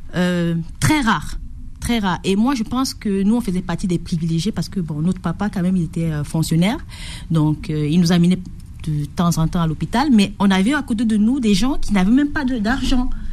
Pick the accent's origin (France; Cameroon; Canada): Cameroon; Batouri, East; moved away; j'ai vécu à l'est du Cameroun, à Batouri et c'est une un petit village où les plantes sont traditionnellement utilisées